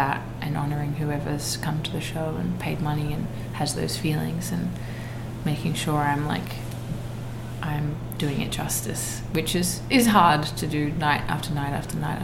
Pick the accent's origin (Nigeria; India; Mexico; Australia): Australia; as an Australian artist